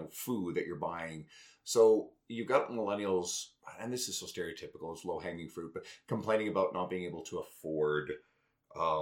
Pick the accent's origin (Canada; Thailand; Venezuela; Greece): Canada; Newfoundland and Labrador; Growing up in Newfoundland